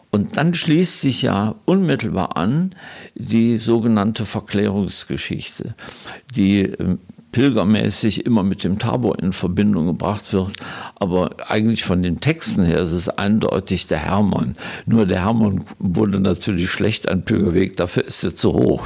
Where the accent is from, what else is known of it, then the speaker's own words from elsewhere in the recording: Germany; moved away as an adult; also born or lived in Israel / Vienna; als Deutsche, die dort leben